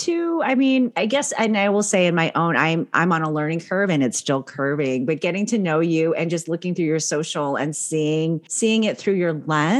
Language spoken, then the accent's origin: English; Philippines; born there; like my family in California, when I would go back to the Philippines, they're like, you're going back home. So I was born in the Philippines.